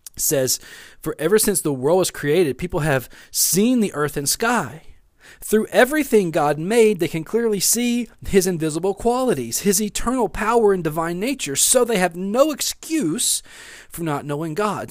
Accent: West Monroe, Louisiana, United States; also born or lived in Bossier City, Louisiana / Shreveport, Louisiana; now in Natchitoches, United States; I grew up in West Monroe, Louisiana

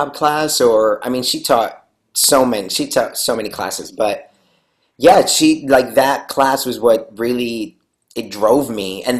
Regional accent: New York City, New York, United States; moved away as an adult; also born or lived in Lima, Peru; now in Los Angeles, United States; So I was born and raised in Lima, Peru. And then I was there till I was 7. And then I moved to New York City

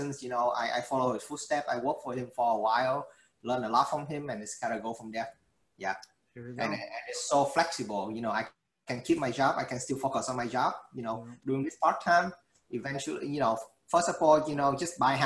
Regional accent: Vietnam; now in Houston, United States; I came from Vietnam

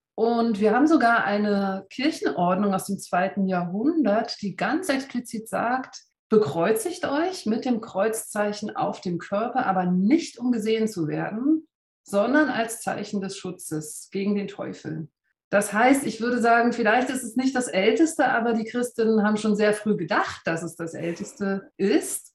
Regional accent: Berlin, Germany; now in Berner Oberland, Switzerland; ich bin vor 44 Jahren in Ostberlin geboren

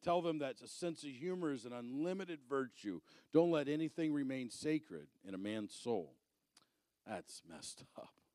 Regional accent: Arizona, United States; moved away; I'm originally from Arizona.

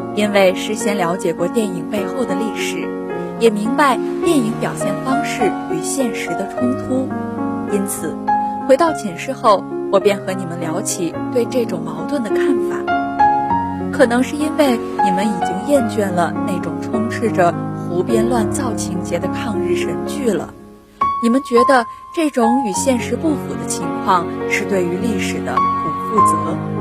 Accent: Heilongjiang, China; moved away as an adult; now in Nanjing, China; 来自黑龙江，我在南京大学，距离我的家乡两千六百一十一公里

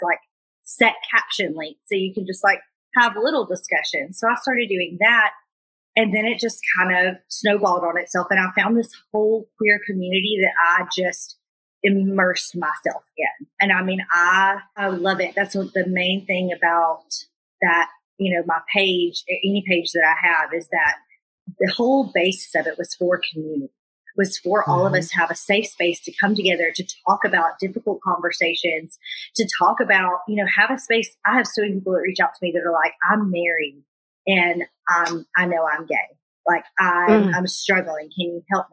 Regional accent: Alabama, United States; I grew up in Alabama.

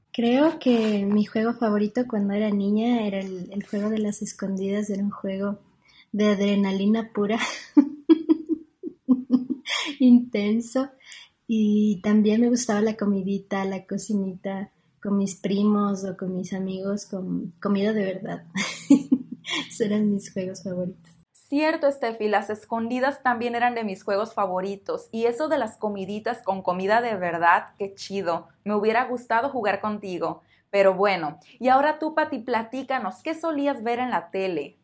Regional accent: Mexico

